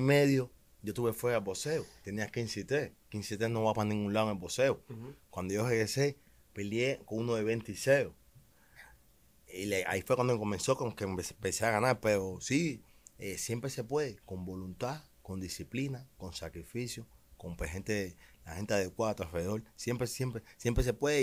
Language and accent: Spanish; Cuba; moved away as an adult; now in United States; yo soy un peleador de los seis años, he ganado, gané muchos campeonatos en Cuba